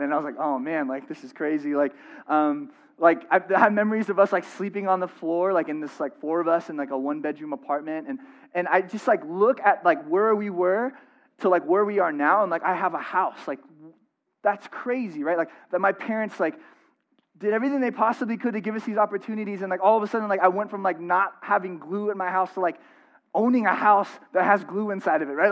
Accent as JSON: {"language": "English", "town": "San Diego", "region": "California", "country": "United States", "moved": "yes", "said": "I'm from San Diego"}